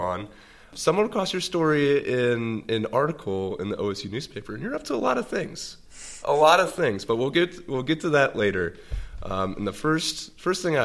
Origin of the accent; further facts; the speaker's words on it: Cincinnati, Ohio, United States; you're a Cincinnatiite, like me